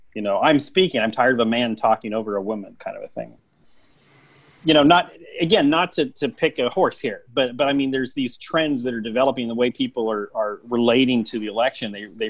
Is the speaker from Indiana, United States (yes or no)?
yes; Indianapolis, Indiana, United States; I grew up in Indianapolis